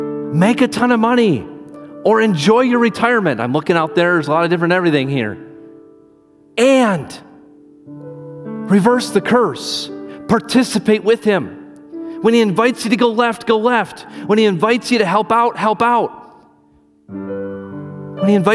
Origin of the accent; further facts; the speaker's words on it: Iowa, United States; now in Wisconsin, United States; I'm from Iowa. I'm used to driving in the snow